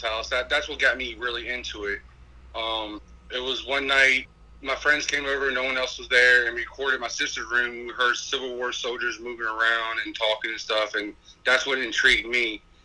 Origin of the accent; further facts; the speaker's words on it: Petersburg, Virginia, United States; we're from Petersburg, Virginia, and we're a local paranormal group